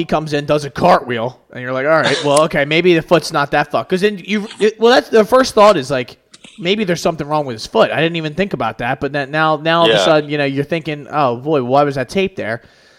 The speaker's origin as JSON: {"language": "English", "town": "Albuquerque", "region": "New Mexico", "country": "United States", "said": "Albuquerque, New Mexico."}